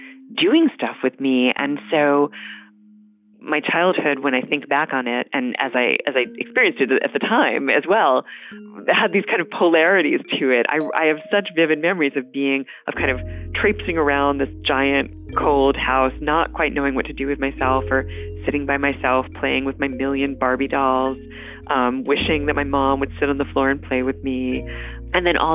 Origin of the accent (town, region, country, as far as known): Nyack, New York, United States; born or raised there; now in Cambridge, United States